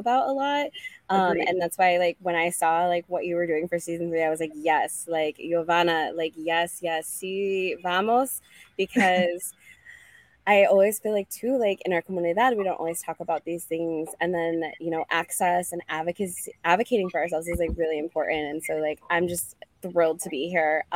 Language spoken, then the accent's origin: English; Boulder, Colorado, United States; I'm from Boulder, Colorado